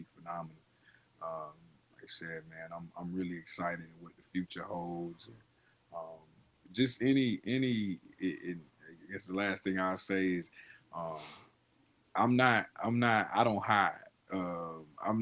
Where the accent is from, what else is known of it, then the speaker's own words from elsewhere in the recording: Tarboro, North Carolina, United States; my hometown.